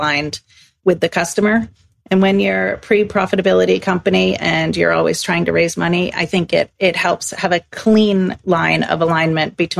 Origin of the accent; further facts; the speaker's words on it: Exeter, New Hampshire, United States; moved away as an adult; also born or lived in Chicago, United States; now in Stockholm, Sweden; I grew up in Exeter, New Hampshire